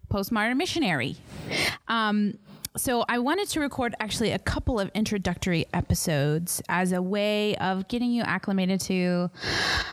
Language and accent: English; Dallas, Texas, United States; moved away as an adult; also born or lived in Fort Worth area, Texas / Austin area, Texas; now in Sierra Leone; I come from the Dallas area in Texas in the United States, North Dallas, originally.